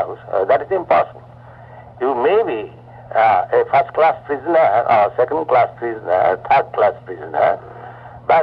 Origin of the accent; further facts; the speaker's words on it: Kolkata, West Bengal, India; moved away as an adult; also born or lived in Vrindavan, India; I was born in Calcutta